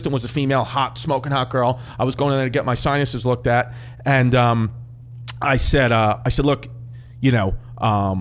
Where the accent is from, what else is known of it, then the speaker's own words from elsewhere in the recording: New York, United States; I grew up in New York.